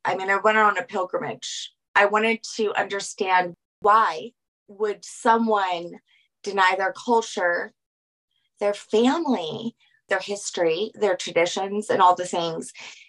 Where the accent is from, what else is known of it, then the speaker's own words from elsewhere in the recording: Colorado, United States; also born or lived in New Orleans, Louisiana; We're the only ones that moved this far west. So, and I'm grateful that I grew up here in Colorado.